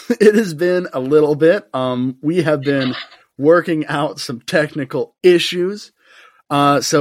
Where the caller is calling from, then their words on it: South Carolina, United States; And I am recording from South Carolina. I'm in my bedroom.